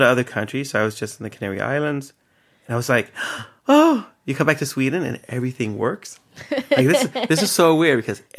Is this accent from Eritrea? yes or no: yes; Eritrea; My therapist says that I have a very African sense of time. I was like, oh. Because I'm from Eritrea.